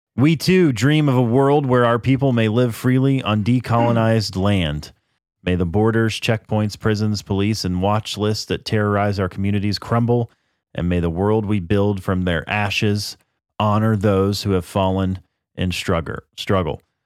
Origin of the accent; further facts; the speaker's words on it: United States; I'm an American